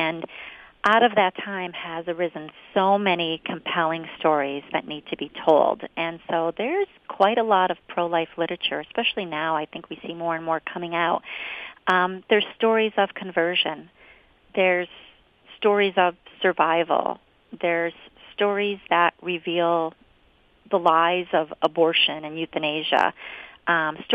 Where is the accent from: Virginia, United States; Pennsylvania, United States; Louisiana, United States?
Pennsylvania, United States; Scranton; I was born and raised in Scranton